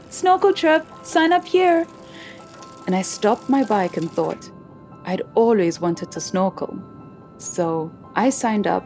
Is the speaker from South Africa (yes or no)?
yes; Soweto, Gauteng, South Africa; I grew up in Soweto, a community in the city of Johannesburg, which is the capital of South Africa. The closest beach was six hours from my town.